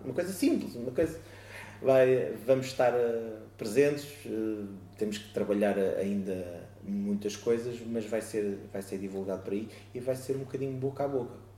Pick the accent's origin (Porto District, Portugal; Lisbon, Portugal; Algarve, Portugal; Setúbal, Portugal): Lisbon, Portugal; Oeiras; now in Moita, Portugal; na zona de, de Oeiras, de onde eu sou natural, neste momento vivo, invisto, trabalho na, na moita